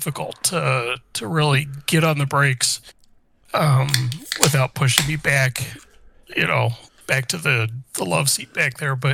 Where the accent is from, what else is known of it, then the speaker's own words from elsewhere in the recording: Indianapolis, Indiana, United States; I grew up in Indianapolis.